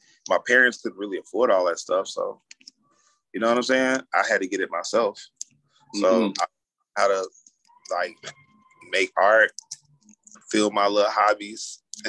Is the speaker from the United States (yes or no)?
yes; Asheville, North Carolina, United States; born or raised there; now in Atlanta, United States